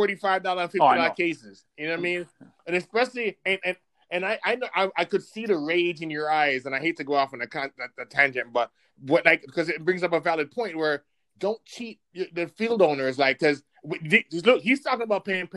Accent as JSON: {"language": "English", "country": "Jamaica", "tie": "born or raised there", "moved": "yes", "lives_now": "Rochester, United States", "said": "I wasn't born here. I was born in Jamaica. Moved here to Rochester probably 22 years ago"}